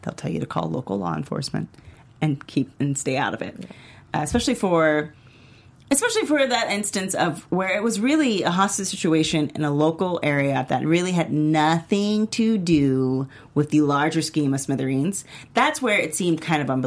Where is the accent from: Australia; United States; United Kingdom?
United States; as an American